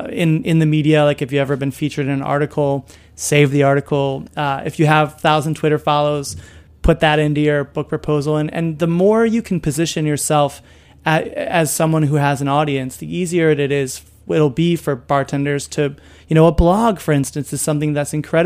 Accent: Chicago, Illinois, United States; moved away; I grew up in Chicago listening to the Cubs

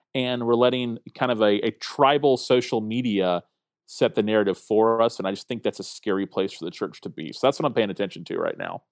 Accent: Tallahassee, Florida, United States; I'm a pastor in Tallahassee, Florida, which is actually my hometown

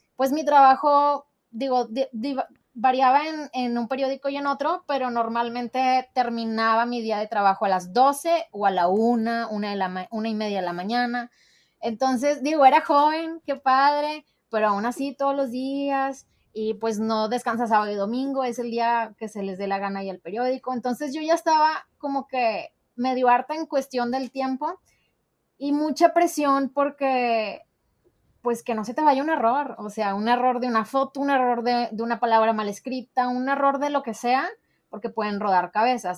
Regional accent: Monterrey, Nuevo León, Mexico; soy regia

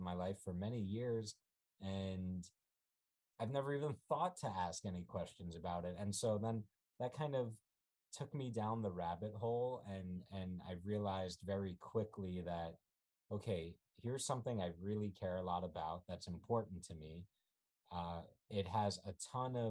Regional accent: New York City, New York, United States; also born or lived in Ukraine / California; I grew up in New York City.

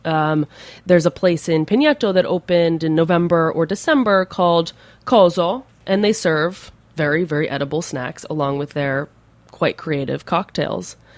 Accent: New Jersey, United States; moved away as an adult; now in Rome, Italy; I'm from New Jersey, so the Garden State

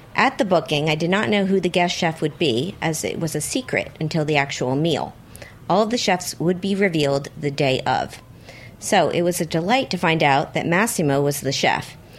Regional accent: New York, United States; I was from New York

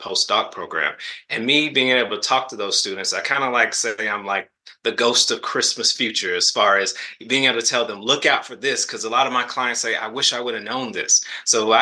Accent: the South, United States; I'm from the South

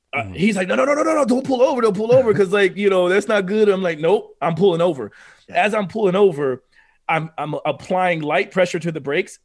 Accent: Oklahoma, United States; I'm from Oklahoma.

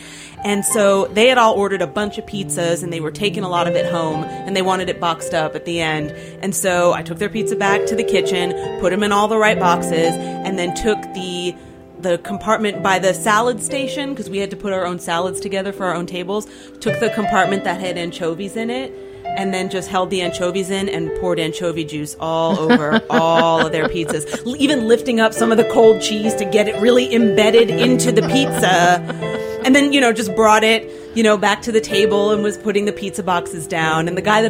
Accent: Nazareth, Pennsylvania, United States; I grew up in Nazareth, Pennsylvania, which is this small town

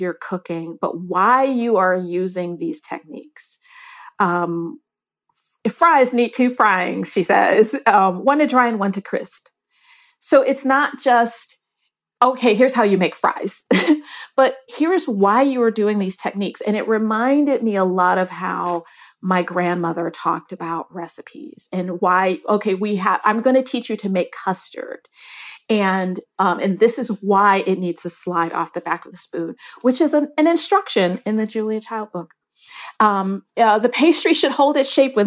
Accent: Michigan, United States; I grew up in Michigan

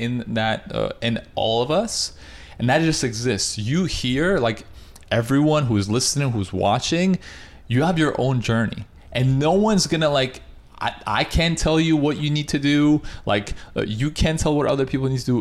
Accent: Russia; also born or lived in Canada; now in United States; I'm from Russia

